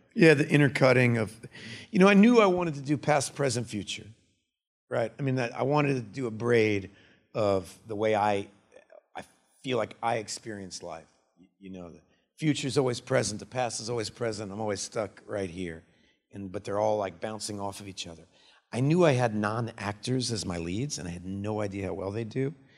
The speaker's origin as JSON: {"language": "English", "town": "Austin", "region": "Texas", "country": "United States", "tie": "born or raised there", "said": "I was born in Austin, Texas in nineteen seventy"}